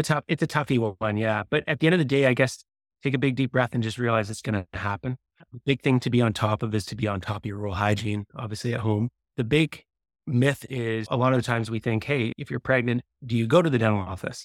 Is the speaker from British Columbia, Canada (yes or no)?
yes; Victoria, British Columbia, Canada; also born or lived in Windsor, Ontario; I was born and raised in B, Victoria, Brit, B C.